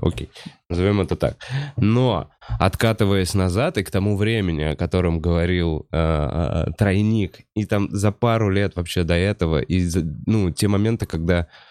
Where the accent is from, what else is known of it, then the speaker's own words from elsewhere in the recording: Moscow, Russia; в Бутово, в моей однокомнатной квартире. Да, я потому что москвич никуда не переехал